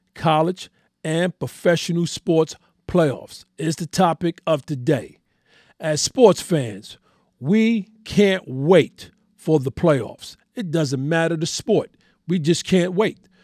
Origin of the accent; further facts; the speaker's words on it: New York City, New York, United States; I am born and raised in New York City